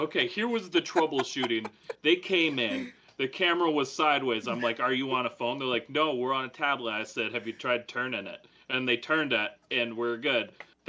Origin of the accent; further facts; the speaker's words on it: Minnesota, United States; accent: Minnesotan; I know I'm from Minnesota, but I don't know very much about hockey, like, at all. I enjoy hockey, you know, we do hockey here